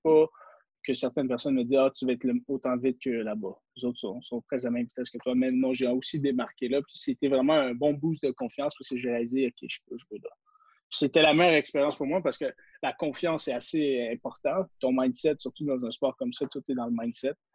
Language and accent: French; Quebec, Canada; en tant que Québécois